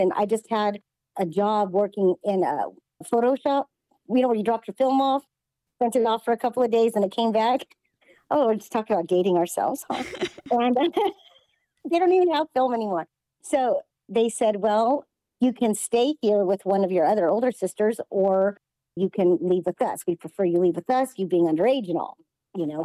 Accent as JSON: {"language": "English", "town": "Los Angeles", "region": "California", "country": "United States", "tie": "born or raised there", "moved": "yes", "lives_now": "Las Vegas, United States", "said": "I was born in Los Angeles, California, in the San Fernando Valley."}